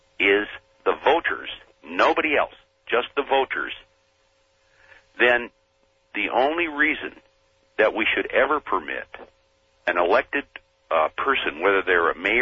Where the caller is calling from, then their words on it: Bothell, Washington, United States; Bothell, Washington.